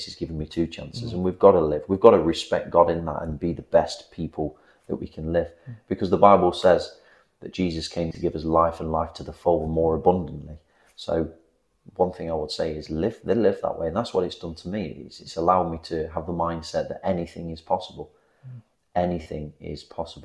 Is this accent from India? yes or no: no; England, United Kingdom; being English